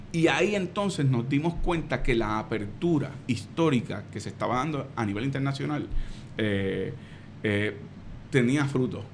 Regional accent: Puerto Rico; lo que me enseñaron a mí en mi escuela

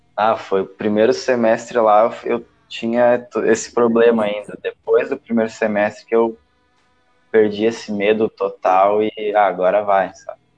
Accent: Brazil; accent: Brazilian; perder o sotaque brasileiro

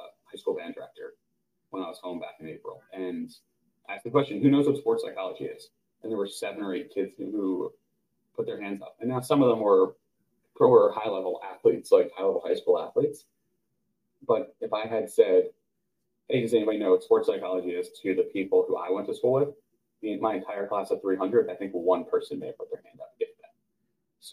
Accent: suburbs of New York City, United States; moved away as an adult; now in Georgia, United States; in the suburbs of New York City

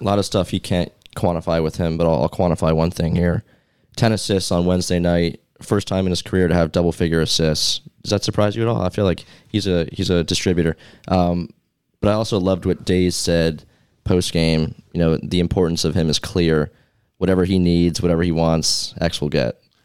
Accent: New York, United States; my hometown Knicks

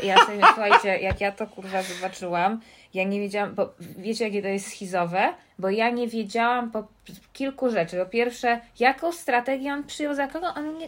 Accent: New York, United States; now in Poland; podróż do miasta mojego dzieciństwa, do Nowego Jorku

